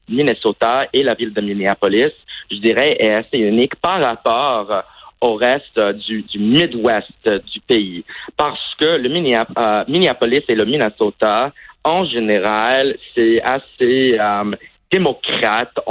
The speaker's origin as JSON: {"language": "French", "country": "Saudi Arabia", "tie": "born or raised there", "also_born_or_lived": "Vermont, United States", "said": "En fait, j'ai grandi à l'étranger et euh, en fait, j'ai grandi en Arabie Saoudite, mais malheureusement, je n'avais pas l'occasion d'apprendre l'arabe."}